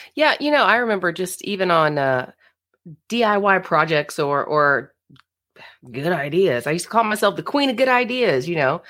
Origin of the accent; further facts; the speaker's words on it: Florida, United States; now in Fort Leonard Wood, United States; I'm from Florida, I'm from the beach, you know, water, swimming, all the things. Grew up water baby.